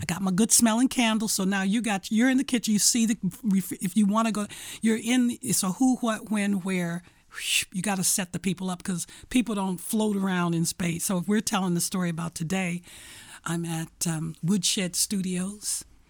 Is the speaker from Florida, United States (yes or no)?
no; Detroit, Michigan, United States; I was born and raised in Detroit, Michigan, on the east side